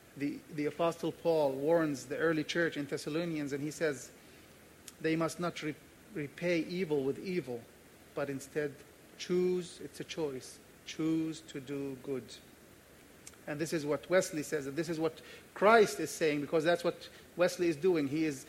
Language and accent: English; Jordan; now in Jerusalem; because I'm from Jordan